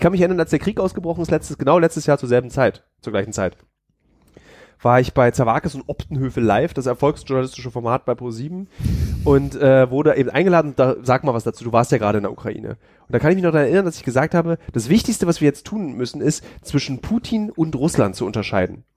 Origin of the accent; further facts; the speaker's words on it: Berlin, Germany; bin aber gebürtiger Berliner